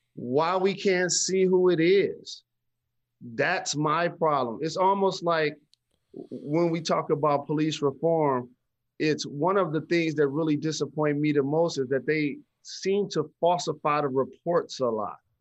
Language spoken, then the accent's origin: English; Detroit, Michigan, United States; I grew up playing basketball in Detroit public schools